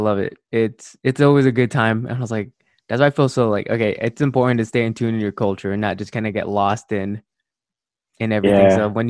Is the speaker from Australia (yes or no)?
no; United States; born there; I'm going on an age where I was born in the States, and it was like I moved out for college, and I'm like turning 28.